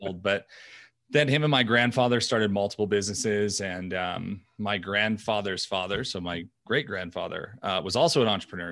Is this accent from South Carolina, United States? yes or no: no; New York, United States; I grew up in New York, uh, Italian family